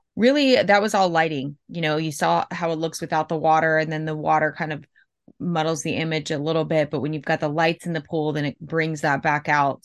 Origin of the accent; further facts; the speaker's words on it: Tampa, Florida, United States; I'm from Tampa, Florida